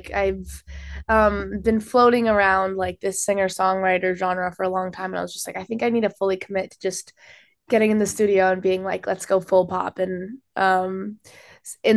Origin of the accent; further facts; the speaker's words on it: Calgary, Alberta, Canada; my hometown called Calgary